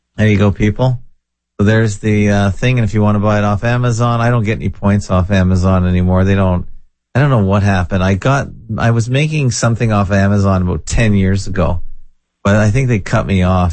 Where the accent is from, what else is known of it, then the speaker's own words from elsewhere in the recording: Canada; I was born and bred in Canada